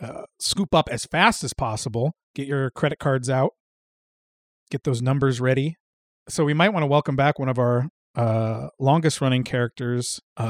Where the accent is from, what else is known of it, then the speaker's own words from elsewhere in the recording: Midwest, United States; But we're from Midwestern boys, so it's cornhole.